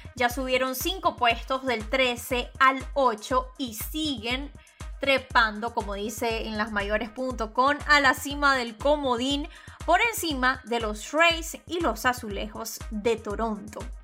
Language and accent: Spanish; Venezuela; Yo soy periodista venezolana graduada en Venezuela